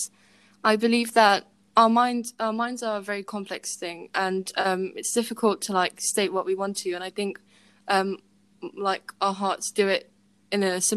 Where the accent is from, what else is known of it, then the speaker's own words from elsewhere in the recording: United Kingdom; I am British, my parents are British